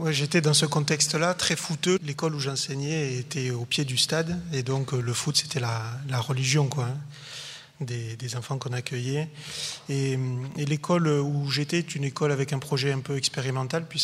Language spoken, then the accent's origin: French; Montpellier, Occitania, France; je viens bien de Montpellier.